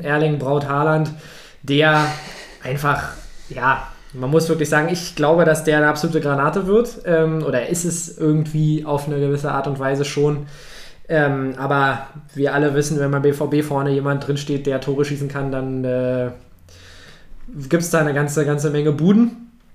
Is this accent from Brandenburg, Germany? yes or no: yes; Brandenburg, Germany; also born or lived in Berlin; geboren in Berlin, aufgewachsen in Brandenburg.